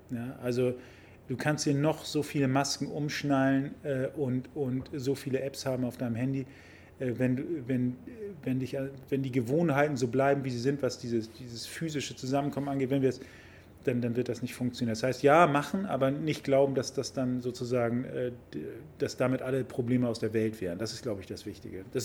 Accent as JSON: {"language": "German", "region": "Hamburg", "country": "Germany", "tie": "born or raised there", "said": "Ich bin ja ein Kind des Hamburger Südens, das ist ja meine Heimat hier"}